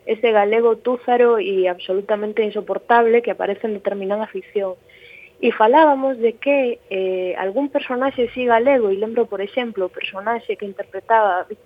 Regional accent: Galicia, Spain; somos ás veces o que os demais agardan que non sexamos eh, sendo galegos, non?

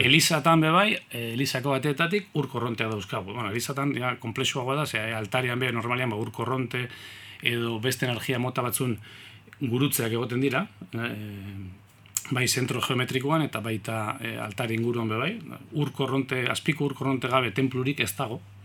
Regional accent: Eibar, Basque Country, Spain; eibartarra naiz

